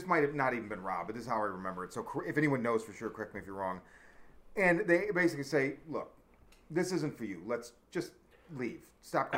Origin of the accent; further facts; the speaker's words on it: South Side suburbs, Chicago, Illinois, United States; where we grew up in on the South Side in the suburbs, Hickory Hills, Palos Hills, Stagg High School